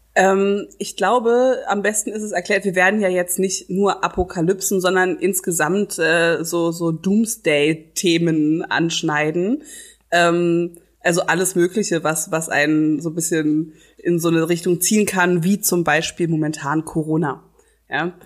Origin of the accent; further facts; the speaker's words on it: Berlin, Germany; ich bin ja in Charlottenburg aufgewachsen